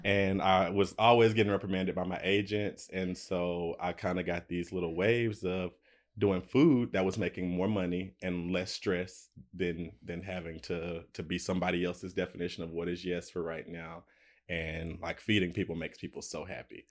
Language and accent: English; United States; moved away as an adult; now in Los Angeles, United States; I'm from Alabama, Tennessee, right on the Alabama, Tennessee line, and I moved to L A maybe twelve years ago